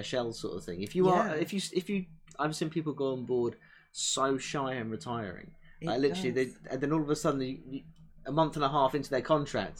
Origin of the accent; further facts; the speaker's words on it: England, United Kingdom; as an English person